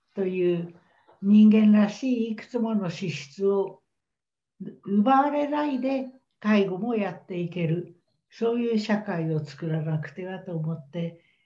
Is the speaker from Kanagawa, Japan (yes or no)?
no; Tokyo, Japan; 私東京育ちだから、周辺にいっぱい小中高のお友達いっぱいいるんですよ